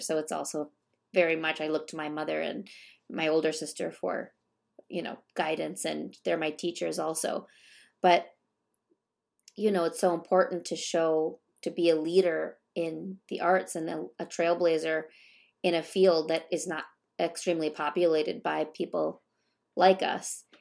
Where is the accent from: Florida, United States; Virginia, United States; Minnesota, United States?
Minnesota, United States; I'm born and raised in Minnesota